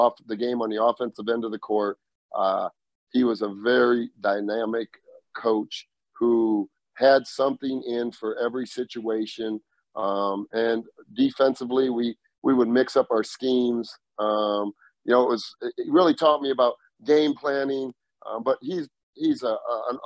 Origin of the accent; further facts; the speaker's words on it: Dubuque, Iowa, United States; I was growing up in Dubuque, Iowa